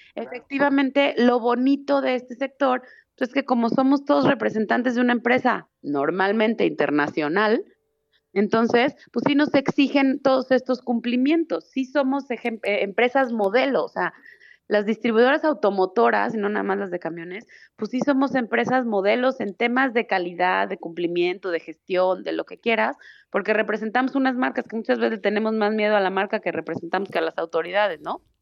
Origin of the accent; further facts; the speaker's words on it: Mexico; somos los mismos mexicanos